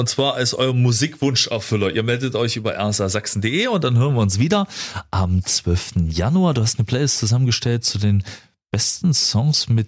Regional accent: Freiberg, Saxony, Germany; Freiberg, wo ich groß geworden bin

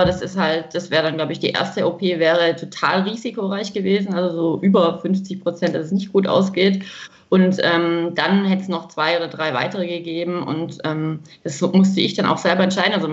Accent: Freiberg am Neckar, Baden-Württemberg, Germany; ich komme aus Freiberg, das ist in Baden-Württemberg.

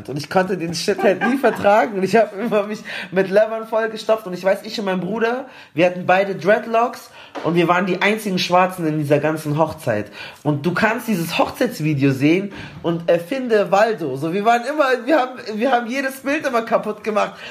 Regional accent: Palestine; oh, okay, ich ich bin Palästinenser

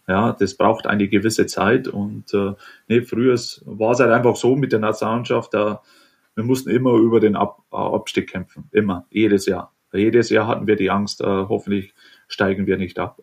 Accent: Germany; moved away; letztendlich bin ich Deutscher und Deutschland wird immer mein Zuhause bleiben

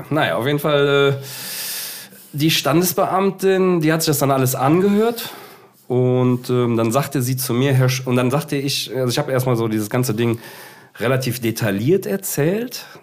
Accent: Cologne, North Rhine-Westphalia, Germany; Äh, ja, also ich komme ja erstmal hier aus Köln. Ne? Und wenn du in Köln lebst

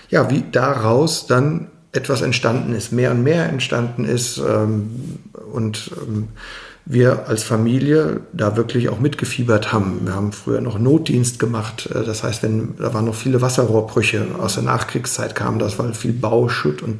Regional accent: Mainz, Rhineland-Palatinate, Germany; born there; Ich bin 47 Jahre alt, in Mainz geboren, immer noch in Mainz wohnhaft, im Stadtteil Oberstadt

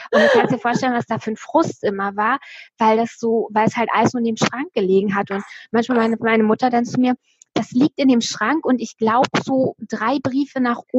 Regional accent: East Germany, Germany; also ich bin ja in der DDR groß geworden und dann 89 ist ja die Mauer gefallen

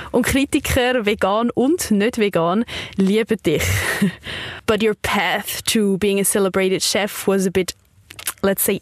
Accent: Costa Brava, Catalonia, Spain; English is a second language; moved away as an adult; also born or lived in Wales / New York / Italy; now in Switzerland; I was born in the Costa Brava in the north

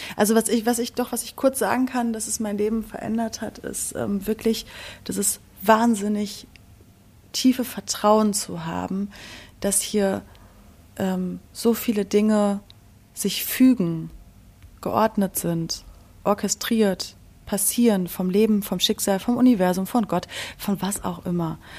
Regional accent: Berlin, Germany; ich komme aus Berlin

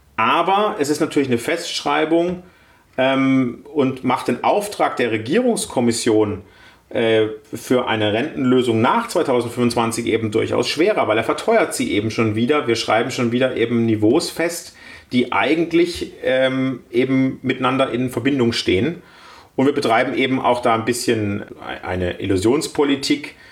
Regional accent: Baden-Württemberg, Germany; als Badener

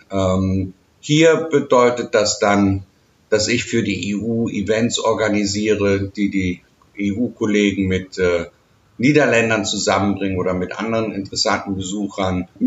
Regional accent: Bonn, North Rhine-Westphalia, Germany; Sie erinnert mich manchmal auch so ein bisschen an die Stadt, wo ich herkomme, Bonn.

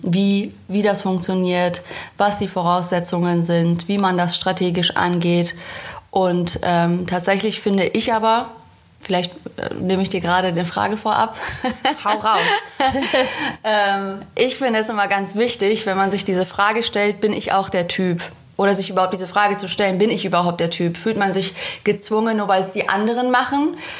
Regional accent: Münster, North Rhine-Westphalia, Germany; moved away as an adult; now in Cologne, Germany; 2014 bin ich nach Köln gezogen. Zudem bin ich auch noch umgezogen. Ich komme aus Münster in Westfalen

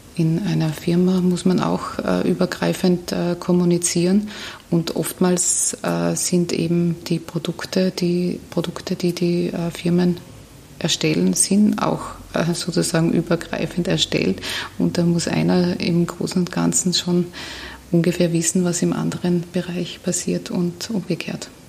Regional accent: Carinthia, Austria; now in Vienna, Austria; ich bin Kärntnerin

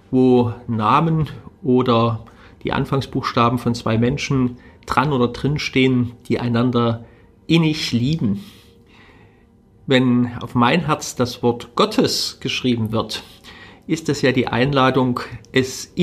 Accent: Germany; Ich bin in Deutschland groß geworden, ich bin von der Geschichte dieses Landes, von ihrer Kultur wie selbstverständlich geprägt worden.

